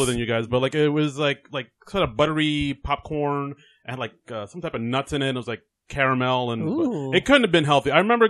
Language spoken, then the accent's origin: English; New York City, New York, United States; also born or lived in Brooklyn, New York; Queens, New York, yeah. Born in Brooklyn, grew up in Queens.